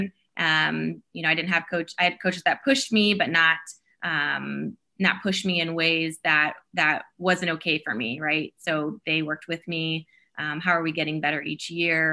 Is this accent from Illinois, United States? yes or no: no; South Sioux City, Nebraska, United States; growing up in Nebraska, so I was small town Nebraska, South Sioux City, Nebraska